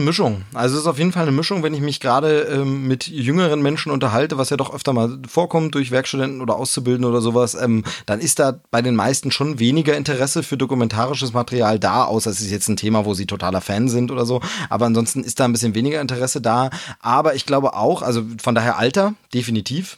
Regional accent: Bavaria, Germany; bei uns in Bayern

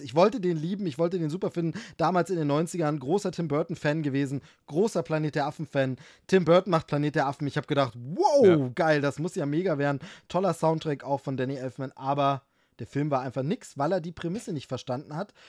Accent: East Germany, Germany; als Ossi, als Ossi

